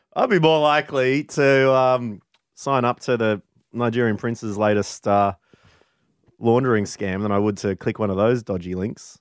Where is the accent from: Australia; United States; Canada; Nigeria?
Australia; Warrnambool, Victoria; Warrnambool, my hometown